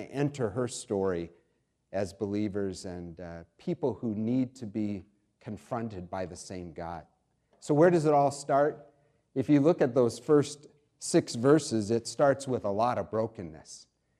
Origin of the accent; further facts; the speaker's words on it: New York, United States; also born or lived in Pennsylvania / Ohio / Indiana; now in DuPage County, United States; I was born in Pennsylvania, grew up in New York, Ohio, Indiana, traveled extensively in Asia and Europe.